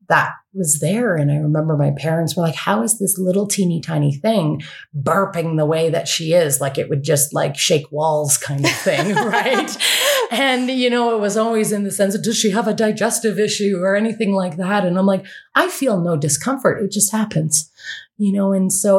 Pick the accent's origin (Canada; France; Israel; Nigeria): Canada; also born or lived in Ontario / West Coast, Canada; I'm from Canada and was living in Ontario